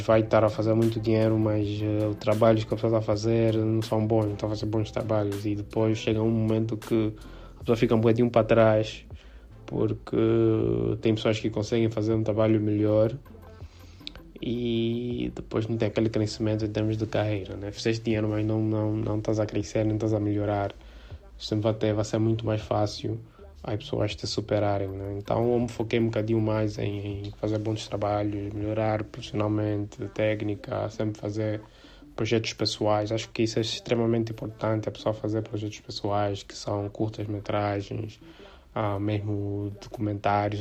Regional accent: South Africa; born or raised there; now in Angola

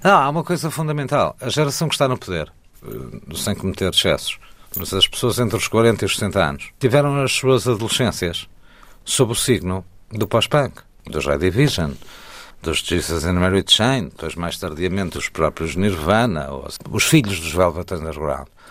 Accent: Góis, Centro, Portugal; quando eu estou no Rio de Góis, que eu chamo a minha terra, embora lá não tenha nascido, mas é a minha terra, Góis

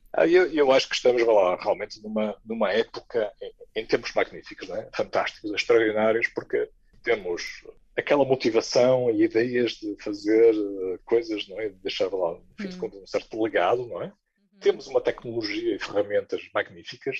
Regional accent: Porto, Norte, Portugal; moved away as an adult; also born or lived in Ghent, Belgium / Rotterdam, Netherlands / Paris, France; now in Luxembourg; Nascido, criado e alimentado no Porto

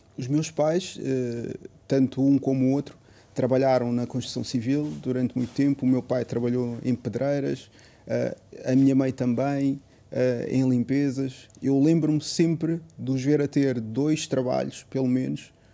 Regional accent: Portugal; eu já nasci cá em Portugal

